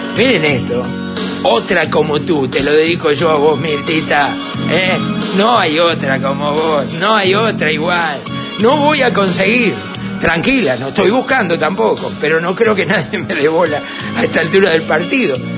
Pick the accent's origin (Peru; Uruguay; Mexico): Uruguay; soy un uruguayo